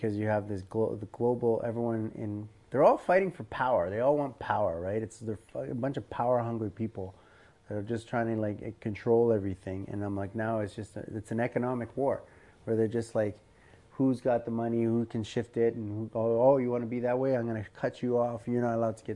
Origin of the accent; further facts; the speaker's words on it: Canada; I'm first generation Canadian.